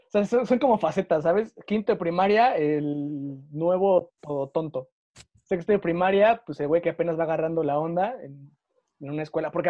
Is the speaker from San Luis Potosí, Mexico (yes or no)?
no; Veracruz, Mexico; digo que soy de Veracruz